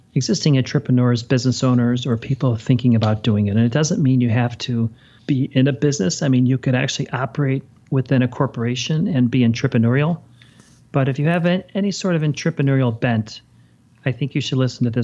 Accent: Chicago, Illinois, United States; I was born and raised in Chicago, and I grew up watching the Bears

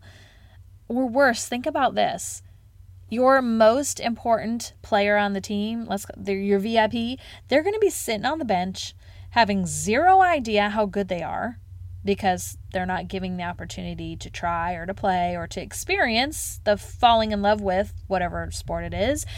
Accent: Charlotte, North Carolina, United States; it was called Teach Charlotte, 'cause it was here in my hometown

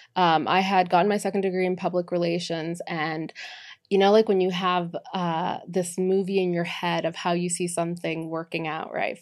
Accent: Boston, Massachusetts, United States; moved away; also born or lived in Miami; born and raised in, uh, Boston, Massachusetts

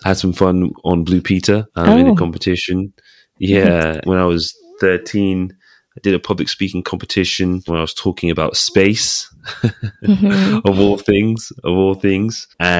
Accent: Nigeria; I'm from a very medical family. Father's a doctor, mom's a nurse. So, and guess what? We're Nigerian.

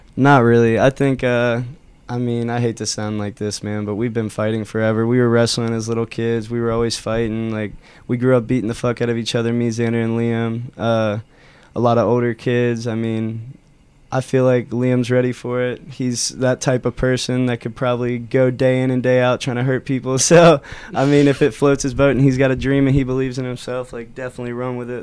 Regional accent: Loveland, Ohio, United States; we grew up in Loveland, Ohio

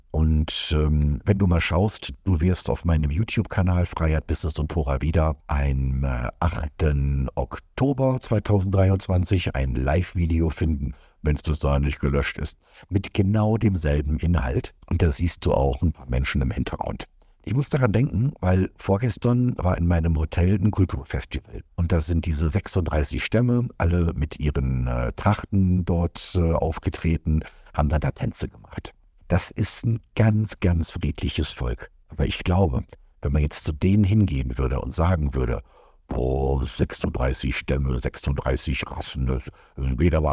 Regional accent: Germany; Also ich bin kein Amerikaner, ich bin Europäer, ich bin Deutscher.

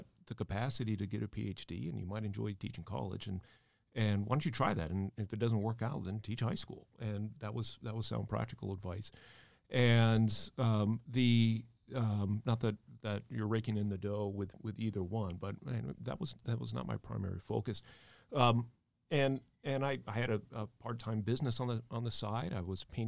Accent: South Bend, Indiana, United States; also born or lived in Cincinnati, Ohio / New York; now in Dallas, United States; my hometown is South Bend, Indiana

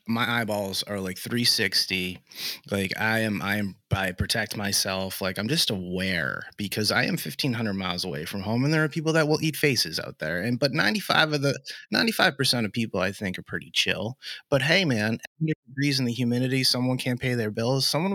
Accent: Boston, Massachusetts, United States; moved away; I'm originally from South Shore, Boston

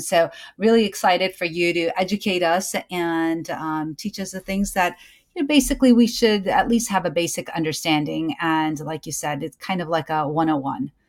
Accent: United States; I am an American born certified O B G Y N, a mom, a Muslim

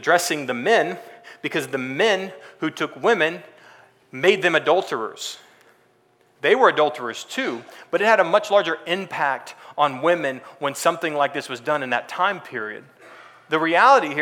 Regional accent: Texas, United States; moved away as an adult; also born or lived in California; I grew up in Texas

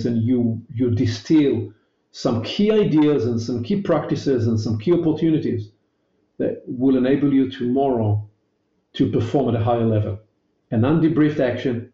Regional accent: Israel; accent: Hebrewish; my elegant Hebrewish accent

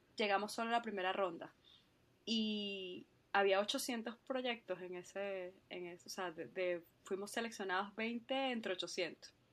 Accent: Venezuela; moved away as an adult; also born or lived in Spain; now in Ireland; yo soy eh, venezolana, por supuesto, eh, y ahorita estoy viviendo acá en, Irlanda

